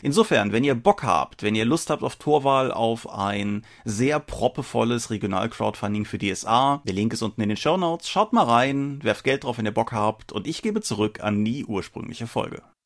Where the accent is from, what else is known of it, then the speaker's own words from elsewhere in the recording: Rhineland, Germany; accent: Rhineland; wir sind Rheinländer